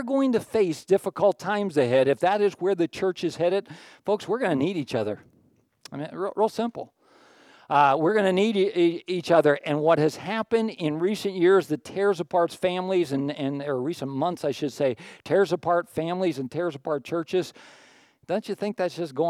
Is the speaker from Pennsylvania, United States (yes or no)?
yes; Pittsburgh, Pennsylvania, United States; moved away; Pittsburgh, where I grew up